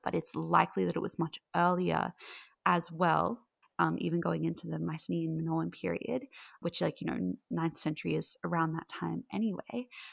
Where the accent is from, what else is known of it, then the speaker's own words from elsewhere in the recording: Australia; I'm from Australia